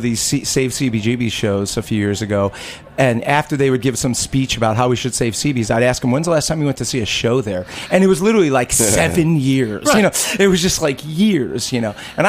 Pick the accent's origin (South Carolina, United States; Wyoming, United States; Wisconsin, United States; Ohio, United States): Ohio, United States; I'm coming from Ohio.